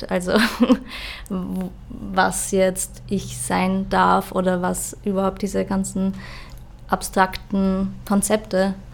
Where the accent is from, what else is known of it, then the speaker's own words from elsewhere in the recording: Austria; Also ich bin auch ähm, am Land aufgewachsen in Österreich und da, was ich so, ich habe zwei ältere Brüder